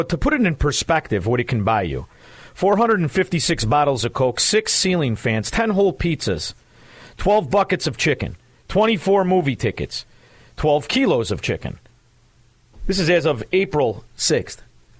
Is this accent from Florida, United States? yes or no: yes; Florida, United States; Come on, I'm from Florida. Do you think I don't know?